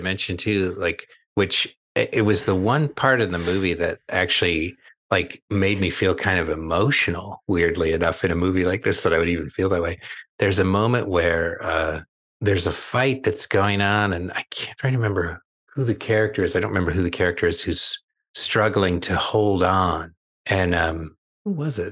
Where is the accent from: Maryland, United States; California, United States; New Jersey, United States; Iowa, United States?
California, United States; Southern; I grew up in Southern California